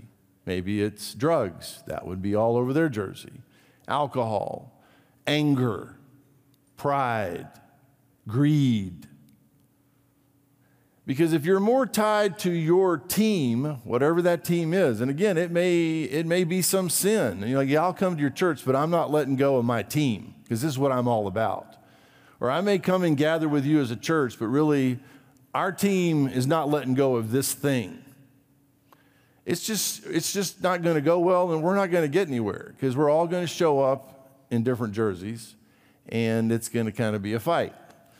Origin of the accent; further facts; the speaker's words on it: Brazil; You may or may not know this about me. I grew up in Brazil.